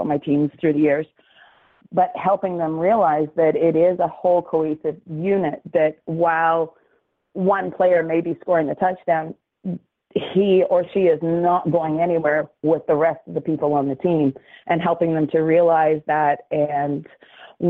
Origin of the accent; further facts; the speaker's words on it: Dartmouth, Nova Scotia, Canada; now in Halifax, Canada; I grew up here in Nova Scotia, born and raised in Dartmouth, and I live in Halifax